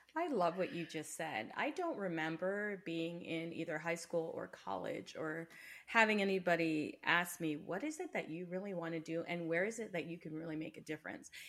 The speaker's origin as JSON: {"language": "English", "country": "Canada", "said": "I'm a Canadian"}